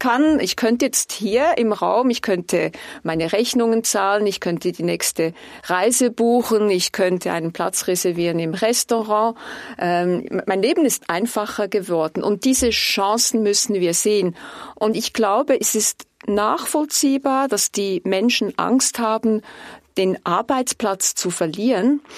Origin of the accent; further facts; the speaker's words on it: Switzerland; Ich wurde Diplomatin, weil ich stolz bin auf unser Land